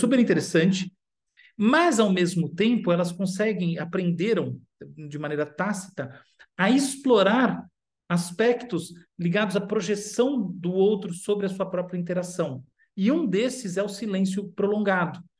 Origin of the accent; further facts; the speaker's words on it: United States; moved away; eu já morei nos Estados Unidos muito tempo, cresci nos Estados Unidos